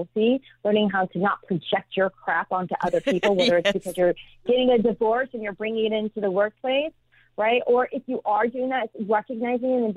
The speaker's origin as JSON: {"language": "English", "region": "Midwest", "country": "United States", "tie": "born or raised there", "moved": "yes", "said": "I grew up in the Midwest"}